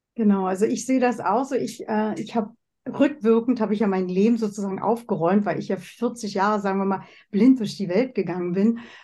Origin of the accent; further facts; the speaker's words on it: Germany; moved away as an adult; also born or lived in West Germany; now in Switzerland; Ich komme ja aus der DDR. Ich habe es im Osten gelernt